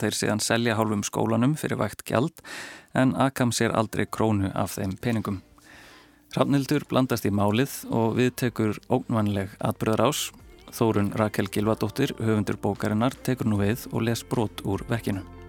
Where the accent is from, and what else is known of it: Iceland